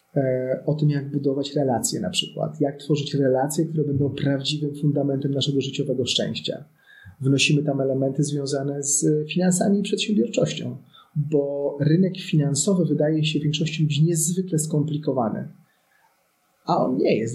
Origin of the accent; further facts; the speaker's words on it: Poland; ja urodziłem się nad Wisłą